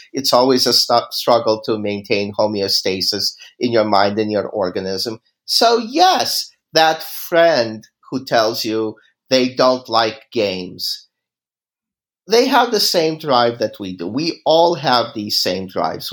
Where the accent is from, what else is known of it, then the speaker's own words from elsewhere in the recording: Kyiv, Ukraine; moved away; I grew up in Kiev.